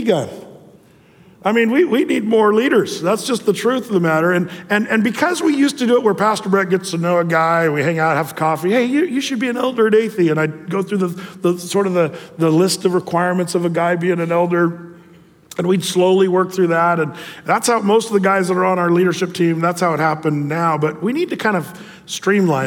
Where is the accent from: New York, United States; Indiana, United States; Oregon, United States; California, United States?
Oregon, United States; Southern; now in Tualatin, United States; I was from Southern Oregon